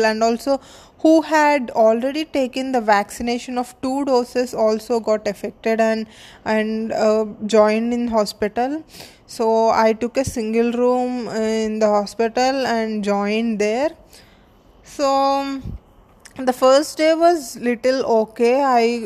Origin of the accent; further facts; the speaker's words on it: India; I'm from India and I'm a model and an actor